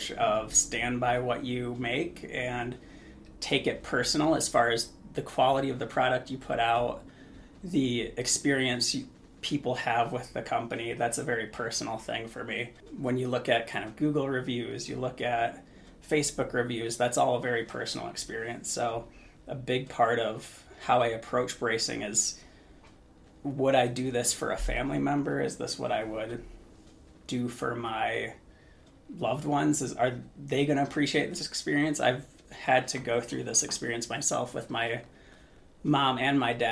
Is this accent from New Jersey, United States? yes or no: no; Lapeer, Michigan, United States; moved away as an adult; also born or lived in South Bend, Indiana; now in Utah, United States; I'm from Flint, Michigan area. It's a little town called Lapeer that most people wouldn't have heard of unless you're from that area